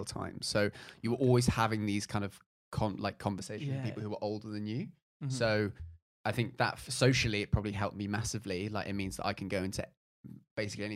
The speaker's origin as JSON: {"language": "English", "region": "London", "country": "United Kingdom", "said": "I'm from Notting Hill"}